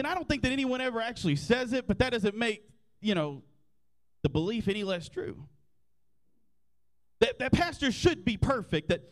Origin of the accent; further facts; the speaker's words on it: Graham, Texas, United States; I grew up in Graham, America. My first day of school was at Shawnee Elementary, which is now North Central Texas College, and I graduated in 2008 from Graham High School